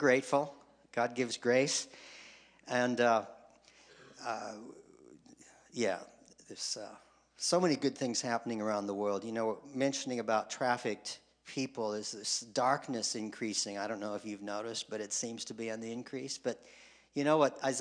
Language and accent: English; Spicer, Minnesota, United States; moved away as an adult; I grew up in Spicer. That's small